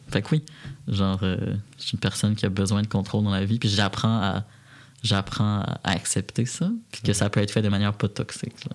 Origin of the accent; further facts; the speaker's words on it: Repentigny, Quebec, Canada; now in Montreal, Canada; moi j'ai grandi à Repentigny, en petite banlieue